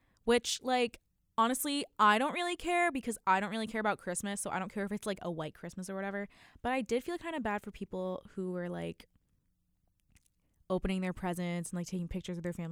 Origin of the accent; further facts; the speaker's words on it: Wisconsin, United States; growing up in Wisconsin, like, all of the kids in my classes